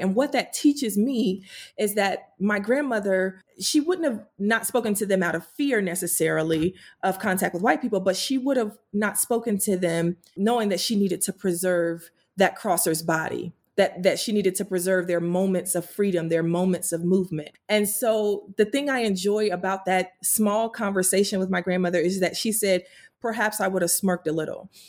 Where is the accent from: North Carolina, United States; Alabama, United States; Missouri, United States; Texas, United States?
North Carolina, United States; Greensboro; my hometown in Greensboro